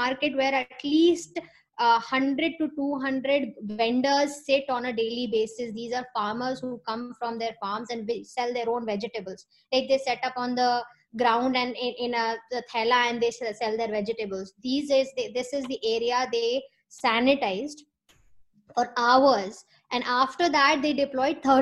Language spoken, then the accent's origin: English; Lucknow, Uttar Pradesh, India; now in New York, United States; I'm from Lucknow